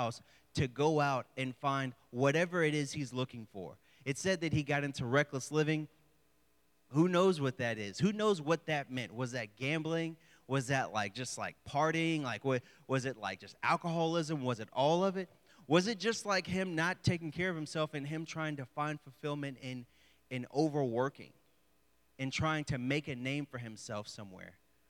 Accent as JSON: {"language": "English", "town": "Houston", "region": "Texas", "country": "United States", "also_born_or_lived": "the South", "moved": "as an adult", "lives_now": "Morgantown, United States"}